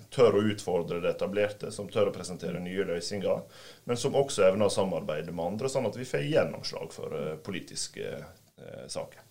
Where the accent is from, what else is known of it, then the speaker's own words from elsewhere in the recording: Volda, Møre og Romsdal, Norway; jeg satt eh, i kommunestyret hjemme i Volda